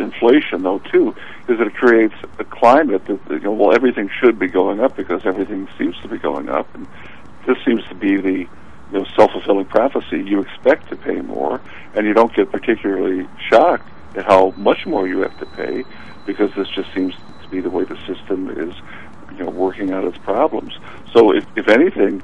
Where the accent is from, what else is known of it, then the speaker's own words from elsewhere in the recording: United States; growing up in the South Side